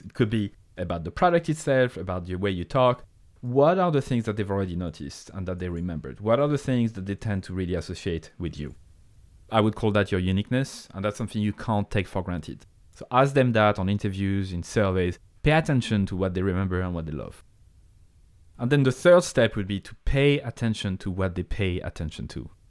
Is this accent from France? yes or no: yes; France; accent: French; English is a second language; moved away as an adult; now in Ireland; I have a French accent. I come from France